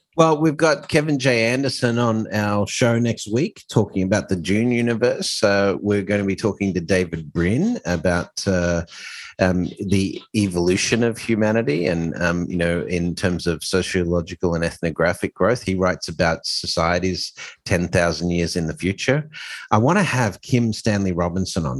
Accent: Australia; also born or lived in Hong Kong / Dubai; now in New York, United States; obviously I'm Australian

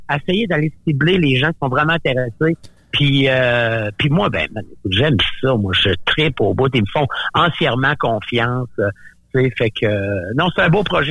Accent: Gaspésie, Quebec, Canada; moved away; also born or lived in Montreal; je viens de la Gaspésie

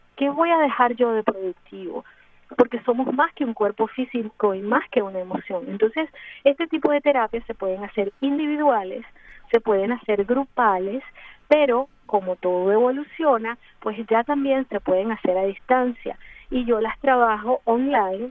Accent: Mérida, Venezuela; also born or lived in Ciudad Bolívar, Venezuela; now in Miami, United States; soy de Mérida, Venezuela, pero eh, viví 25 años en Ciudad Bolívar, eh, al, sur de Venezuela

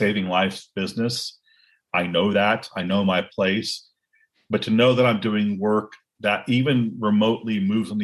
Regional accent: Cupertino, California, United States; I grew up in Silicon Valley.

